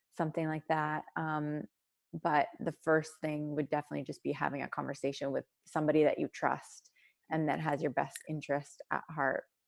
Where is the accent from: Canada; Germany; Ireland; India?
Canada; Sudbury, Ontario; moved away as an adult; also born or lived in Ottawa, Canada; now in Ohio, United States; I grew up in Sudbury, Ontario, um, born and raised there.